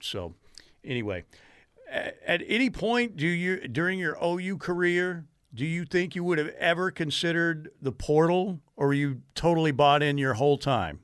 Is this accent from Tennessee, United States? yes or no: no; Norman, Oklahoma, United States; I was born in Norman. I can remember cheers coming from the stadium when I was playing, out playing as a kid when I was, like, three or four years old